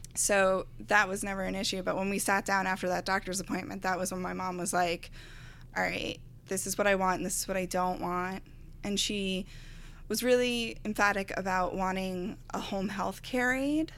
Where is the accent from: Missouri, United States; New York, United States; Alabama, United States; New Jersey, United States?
New York, United States; Garden City; also born or lived in Astoria, Queens; I've always lived on Long Island